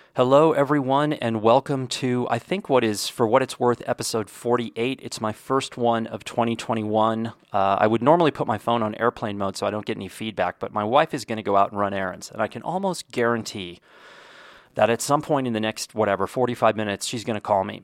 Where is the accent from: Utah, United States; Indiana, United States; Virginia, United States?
Indiana, United States; I was born in Indiana